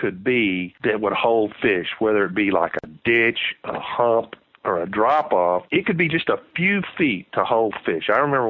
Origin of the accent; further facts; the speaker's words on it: Texas, United States; moved away; growing up in Texas and then moving up here to these highland lakes